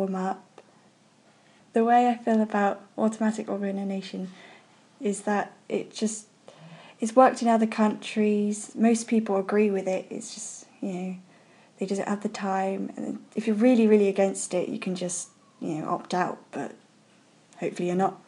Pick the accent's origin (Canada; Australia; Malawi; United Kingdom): United Kingdom; Bristol, South West England; I'm 15 and I'm from Bristol